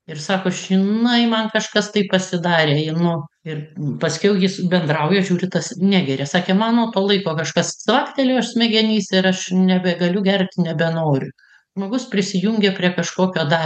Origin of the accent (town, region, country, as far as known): Lithuania